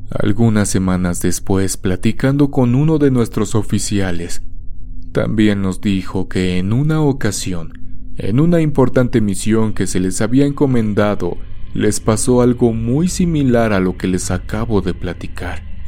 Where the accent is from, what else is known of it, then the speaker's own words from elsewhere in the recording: Colombia; born there; estaba prestando mi servicio militar obligatorio en mi país natal, Colombia